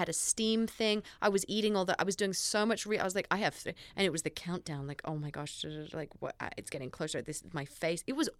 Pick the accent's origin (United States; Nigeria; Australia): Australia; oh, my gosh, you guys are Australian like me.